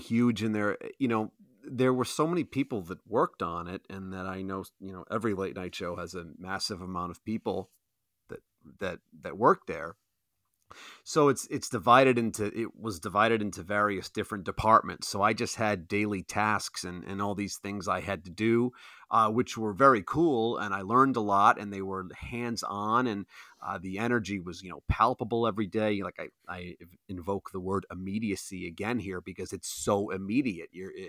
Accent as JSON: {"language": "English", "town": "Providence", "region": "Rhode Island", "country": "United States", "said": "I'm just from Providence"}